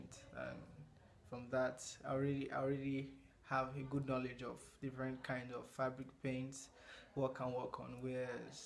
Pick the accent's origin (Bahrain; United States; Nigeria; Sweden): Nigeria; I'm a Nigerian visual artist